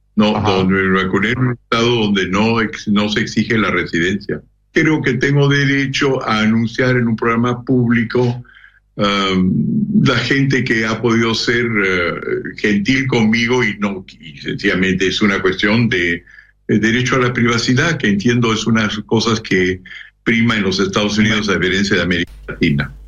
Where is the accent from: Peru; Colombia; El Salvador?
Peru; yo soy residente del Perú